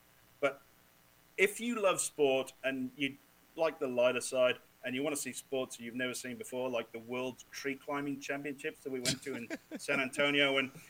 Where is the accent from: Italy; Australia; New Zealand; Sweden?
Australia; Quincy, we're from Australia.